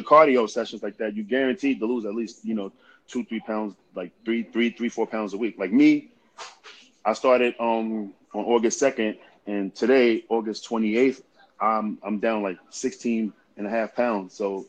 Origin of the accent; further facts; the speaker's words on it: Idaho, United States; because I came from Southern Idaho, so, the program that we had in Southern Idaho, when we was working out, we was getting after it